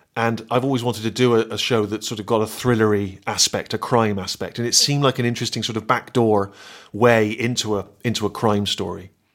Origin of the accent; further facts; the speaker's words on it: Bristol, South West England, United Kingdom; my hometown of Bristol